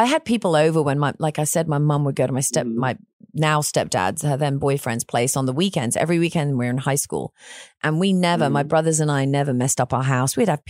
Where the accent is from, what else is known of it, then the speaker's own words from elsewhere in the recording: England, United Kingdom; now in Texas, United States; I'm from England